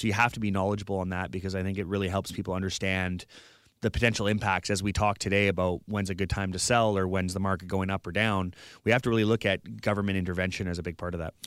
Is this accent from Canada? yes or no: yes; Vernon, British Columbia, Canada; moved away as an adult; now in Victoria, Canada; I grew up in the Okanagan